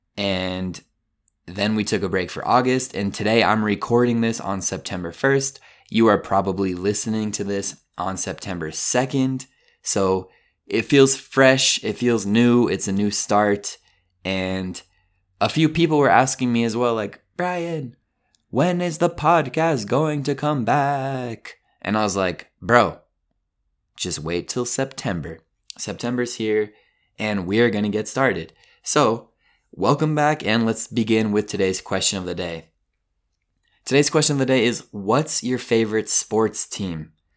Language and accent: English; Colorado, United States; I'm from Colorado